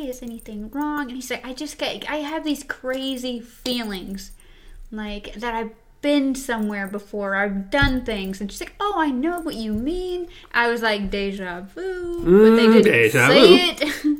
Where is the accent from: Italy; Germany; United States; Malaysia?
Germany; Frankfurt, Hesse; born there; I was born in Frankfurt, Germany.